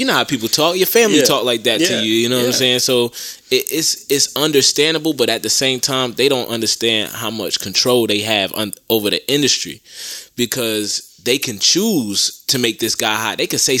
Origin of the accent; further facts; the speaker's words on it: Augusta, Georgia, United States; No disrespect to Atlanta, but I'm from Augusta. I'm in Augusta.